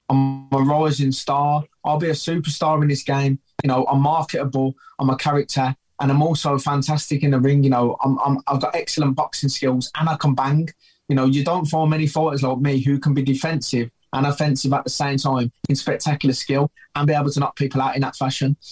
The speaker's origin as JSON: {"language": "English", "town": "Birmingham", "region": "West Midlands", "country": "United Kingdom", "said": "I'm a bomber and I'm from Birmingham, slang for Birmingham is Brum and Brumtown."}